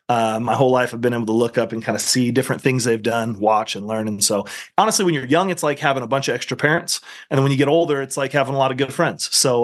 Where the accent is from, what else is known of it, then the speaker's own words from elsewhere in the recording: Central Luzon, Philippines; born there; So I was born in the Philippines.